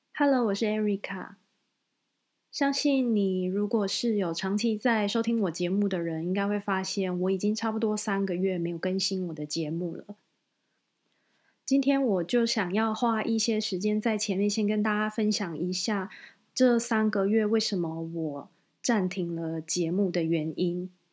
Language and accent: Chinese; Kaohsiung, Taiwan; 因为我是高雄人